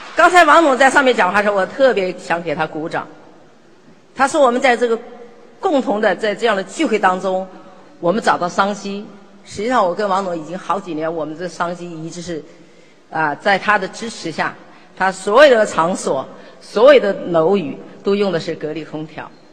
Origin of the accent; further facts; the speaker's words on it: China; 我们中国人很厉害